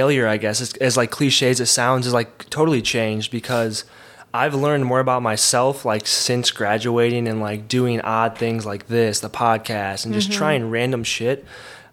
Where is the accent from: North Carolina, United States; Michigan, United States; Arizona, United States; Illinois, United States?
Illinois, United States; Belleville; I'm from Belleville, Illinois